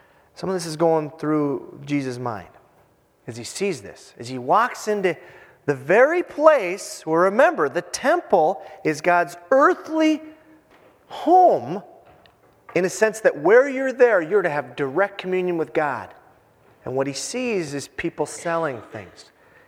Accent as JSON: {"language": "English", "town": "Hibbing", "region": "Minnesota", "country": "United States", "moved": "yes", "said": "I'm from Hibbing, Minnesota. High school hockey is king up there"}